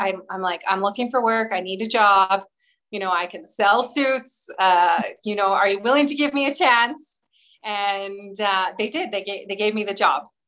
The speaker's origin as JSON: {"language": "English", "town": "Edmonton", "region": "Alberta", "country": "Canada", "tie": "born or raised there", "lives_now": "Calgary, Canada", "said": "I grew up in Edmonton, Alberta, but moved to Calgary when I was 18"}